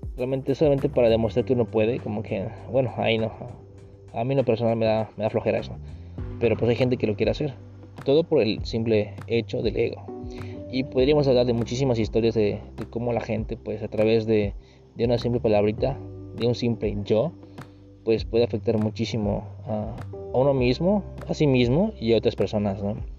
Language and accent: Spanish; Mexico